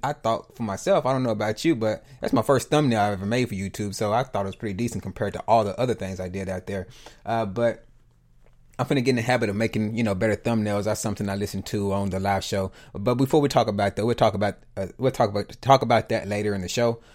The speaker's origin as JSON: {"language": "English", "region": "the South", "country": "United States", "tie": "born or raised there", "said": "I'm from the South, a little, well, I was raised in the South"}